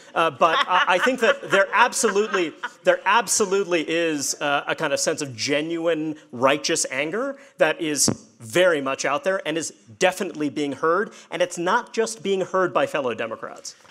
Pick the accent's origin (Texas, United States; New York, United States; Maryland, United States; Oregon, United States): New York, United States; New York City; So I'm from uh, New York. Uh, I, born and raised in Brooklyn